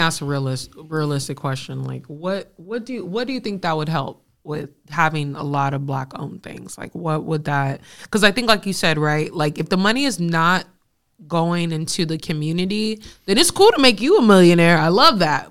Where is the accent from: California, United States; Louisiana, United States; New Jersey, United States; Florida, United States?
California, United States; West Coast, Bay Area; growing up in the West Coast